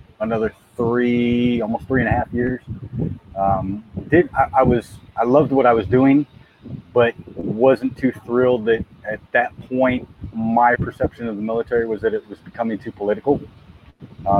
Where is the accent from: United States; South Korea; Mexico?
United States; San Diego, California; moved away as an adult; also born or lived in North Carolina; now in Ocala, United States; I'm originally from San Diego, California, right not far from Rob Garcia's neck of the woods, a little town called City Heights. Born and raised there, went all through high school there